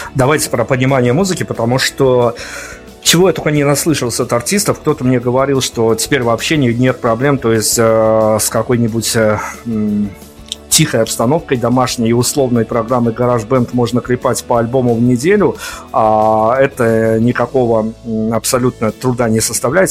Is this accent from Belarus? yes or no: yes; Belarus; у меня, как у журналиста белорусского